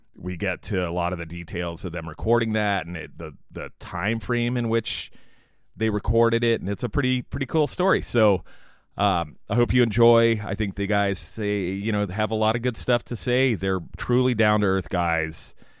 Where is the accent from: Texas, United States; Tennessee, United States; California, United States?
California, United States; San Diego; San Diego, California, my hometown